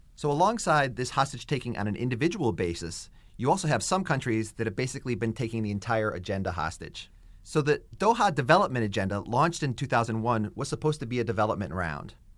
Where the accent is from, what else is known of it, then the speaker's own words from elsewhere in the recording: United States; me as an American